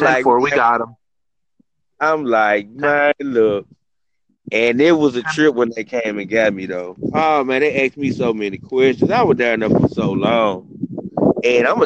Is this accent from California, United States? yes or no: no; Memphis, Tennessee, United States; I'm from Memphis